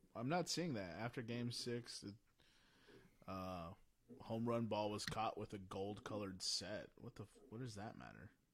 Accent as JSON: {"language": "English", "town": "San Diego", "region": "California", "country": "United States", "tie": "born or raised there", "said": "my hometown Padres"}